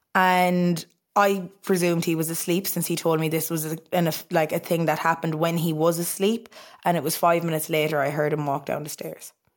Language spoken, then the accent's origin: English; Ennistymon, County Clare, Munster, Ireland; we were living in Innes Diamond in County Clare, small little quaint village.